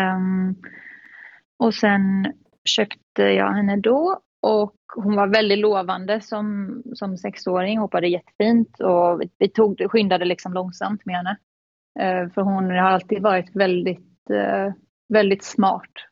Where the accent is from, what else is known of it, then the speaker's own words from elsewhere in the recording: Gothenburg, Västra Götaland, Sweden; moved away as an adult; now in Netherlands; jag är 29 år från Göteborg, lite utanför Göteborg. Mm. Ehm, där jag växte upp med min familj